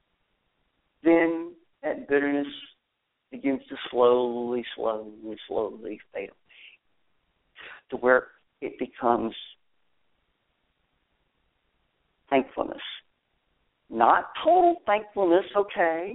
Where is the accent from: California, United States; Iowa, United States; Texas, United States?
Texas, United States; down in Texas, my home state